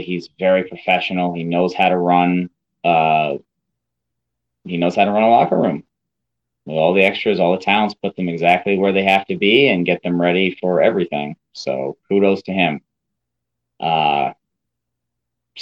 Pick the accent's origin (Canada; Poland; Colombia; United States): United States; Albany, New York; It was their first event in Albany, New York, hometown